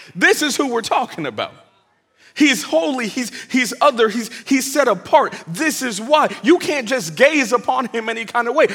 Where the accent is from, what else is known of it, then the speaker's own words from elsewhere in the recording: Bay Area, California, United States; now in Atlanta, United States; I'm originally from the Bay Area, California, 510, hyphy